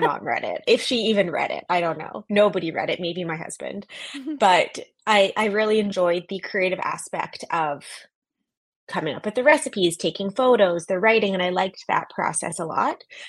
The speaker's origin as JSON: {"language": "English", "country": "Canada", "also_born_or_lived": "New York", "moved": "as an adult", "lives_now": "San Francisco, United States", "said": "I'm originally Canadian"}